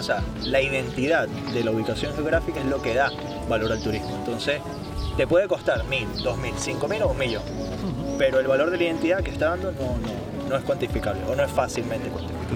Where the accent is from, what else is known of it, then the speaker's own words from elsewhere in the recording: Caracas, Capital District, Venezuela; now in Madrid, Spain; Los que somos de Caracas conocemos el Parque del Este